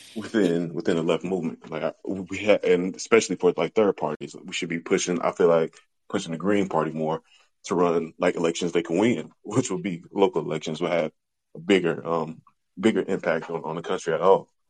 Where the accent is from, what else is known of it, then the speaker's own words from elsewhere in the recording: Detroit, Michigan, United States; now in Louisville, United States; I'm from Southwest Detroit, visiting up here right now